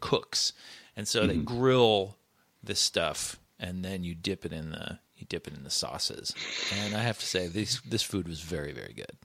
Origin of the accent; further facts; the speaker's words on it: United States; I'm an American.